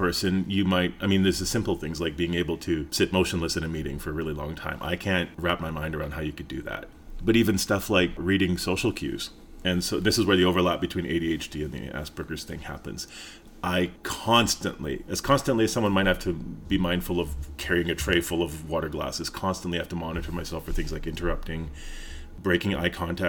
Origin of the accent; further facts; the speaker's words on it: Fort McMurray, Alberta, Canada; also born or lived in British Columbia / Edmonton; now in Calgary, Canada; Well, I grew up all over the place, mostly in BC and Alberta. Really early childhood along the West Coast, kind of middle childhood to early teens, Fort McMurray. Teens to mid-adult age, Edmonton, and then mid-adult age to now, Calgary.